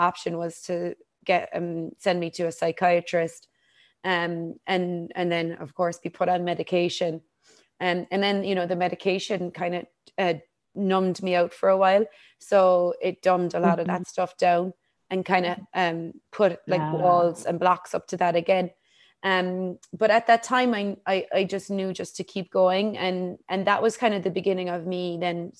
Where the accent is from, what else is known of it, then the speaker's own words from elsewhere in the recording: Ireland; I grew up in Ireland